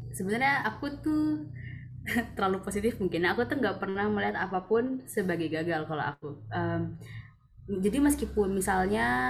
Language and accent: Indonesian; Balikpapan, East Kalimantan, Indonesia; rumah aku kebetulan di Balikpapan